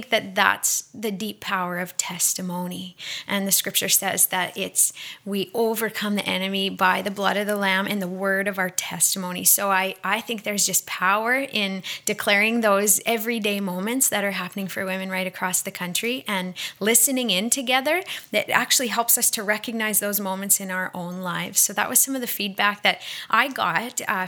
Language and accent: English; Australia; now in Montreal, Canada; from Australia living in Montreal